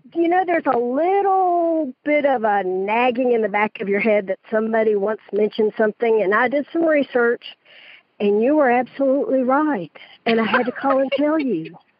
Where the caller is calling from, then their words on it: Stockbridge, Georgia, United States; I'm calling from Stockbridge, Georgia.